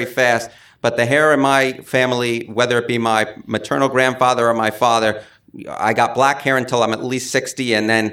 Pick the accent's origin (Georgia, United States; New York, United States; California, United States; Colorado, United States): New York, United States; New York City; accent: 1920s New York City accent; also born or lived in New Hampshire; I actually grew up in the Riverdale section of the Bronx